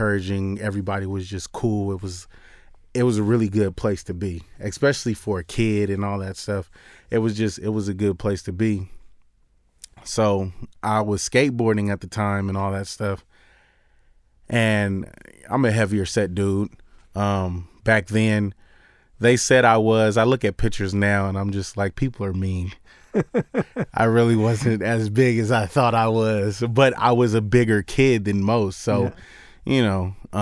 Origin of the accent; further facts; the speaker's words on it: Long Beach, California, United States; I grew up in Long Beach in California